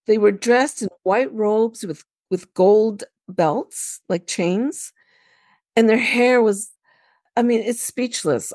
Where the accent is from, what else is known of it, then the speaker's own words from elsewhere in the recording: Canada; also born or lived in Lebanon (ancestry); I was born and raised in Canada, so, you know, I'm very Canadianized, Americanized.